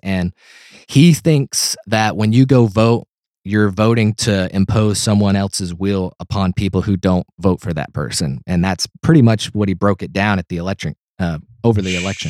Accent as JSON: {"language": "English", "region": "Tennessee", "country": "United States", "said": "I'm from Tennessee."}